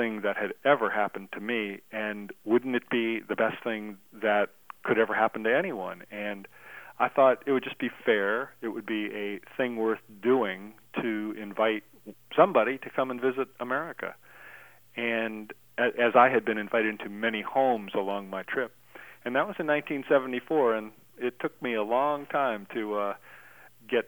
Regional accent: United States; being an American

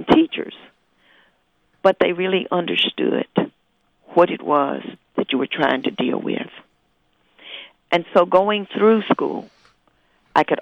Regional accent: Huntington, West Virginia, United States; moved away as an adult; now in Ann Arbor, United States; I was born in Huntington. And I left Huntington in 1961. So I spent my whole years in Huntington.

